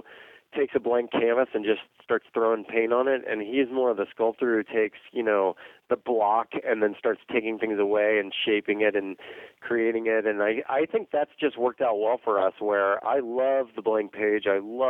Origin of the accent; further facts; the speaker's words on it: Dallas, Texas, United States; grew up in Dallas, Texas